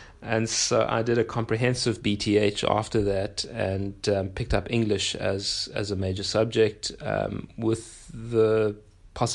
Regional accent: Pietermaritzburg, KwaZulu-Natal, South Africa; I was born in Pietermaritzburg, which is pretty close to Durban.

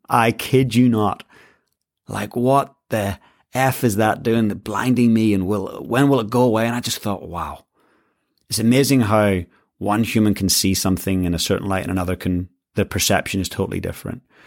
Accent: Northern Ireland, United Kingdom; I grew up in Northern Ireland.

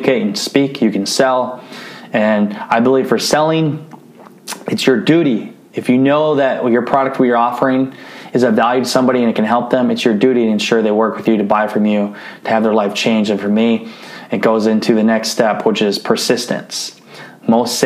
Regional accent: Northeast Iowa, United States; I grew up in Iowa. So we talk a little different in Northeast Iowa

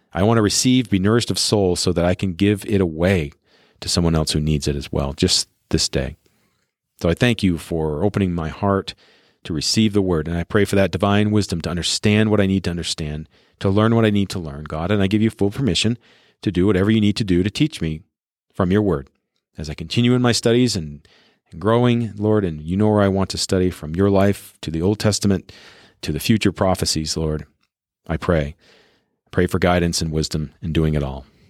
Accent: Colorado, United States; I'm in my library's recording studio in my hometown here in Colorado.

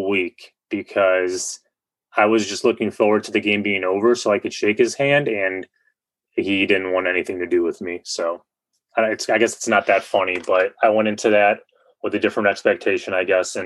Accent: Northwest Indiana, United States; I grew up in Northwest Indiana, played high school baseball

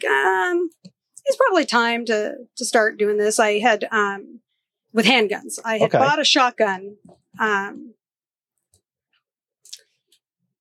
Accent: Georgia, United States; moved away; also born or lived in Texas; I was born in Georgia.

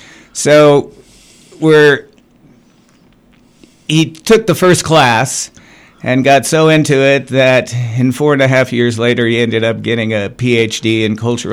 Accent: Los Angeles, California, United States; also born or lived in Long Island, New York / Joshua Tree, California; But I lived from basically 1959 to the mid-70s in Laurel Canyon, which was a great place to grow up. I went to Wonderland Avenue Elementary School

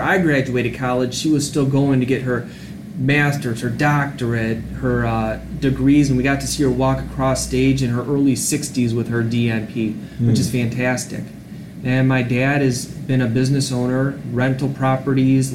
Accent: Allen Park, Michigan, United States; also born or lived in Farmington Hills, Michigan; Grew up in Allen Park, Michigan

